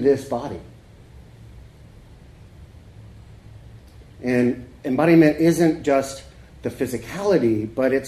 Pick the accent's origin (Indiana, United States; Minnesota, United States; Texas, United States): Texas, United States; Corpus Christi; moved away; also born or lived in California / Seattle; I grew up in Corpus